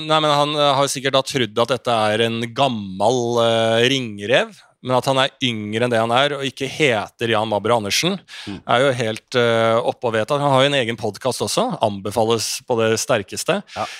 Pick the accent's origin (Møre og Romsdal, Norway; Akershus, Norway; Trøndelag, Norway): Akershus, Norway; Bærum; jeg vokste opp i Bærum